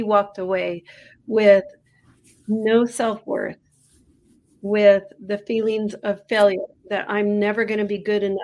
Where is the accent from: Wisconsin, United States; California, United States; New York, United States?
California, United States; San Francisco; also born or lived in England; now in Taos, United States; I'm originally from Northern California.